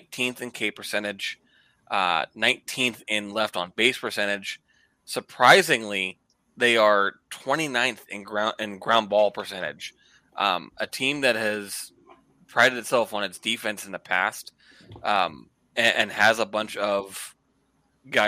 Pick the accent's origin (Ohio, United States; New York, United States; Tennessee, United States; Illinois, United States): Ohio, United States; Youngstown; I've been in Trouble Mahoning, Columbiana County area most of my life